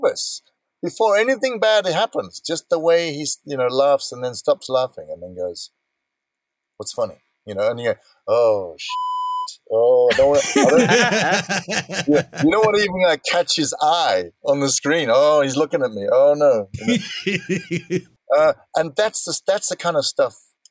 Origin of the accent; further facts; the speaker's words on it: South Africa; I'm born and brought up in South Africa.